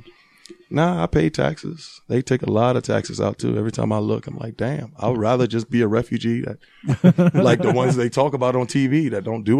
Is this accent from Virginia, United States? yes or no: yes; Arlington, Virginia, United States; born or raised there; moved away as an adult; also born or lived in Liberia; now in Utah, United States